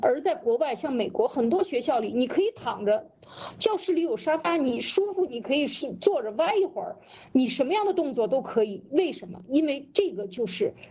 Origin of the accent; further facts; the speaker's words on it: China; 我们中国人走到哪儿为什么没有自信？